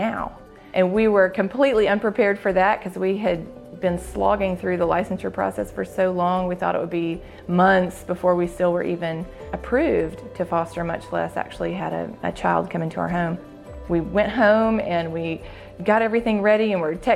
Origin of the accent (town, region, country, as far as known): Jackson, Mississippi, United States; born or raised there